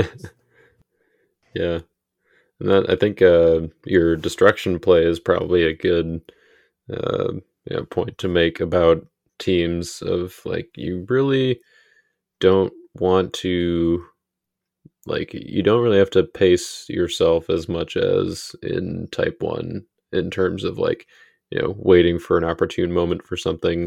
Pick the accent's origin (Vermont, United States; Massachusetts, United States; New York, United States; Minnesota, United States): Minnesota, United States; I'm a Minnesotan